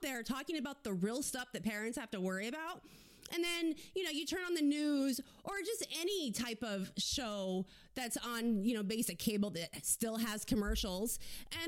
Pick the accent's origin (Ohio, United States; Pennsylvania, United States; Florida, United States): Florida, United States; South; I grew up in South Florida